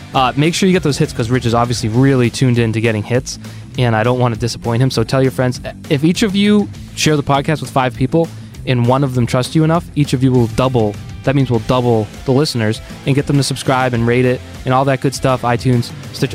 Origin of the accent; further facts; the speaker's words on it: Boston, Massachusetts, United States; I'm from Boston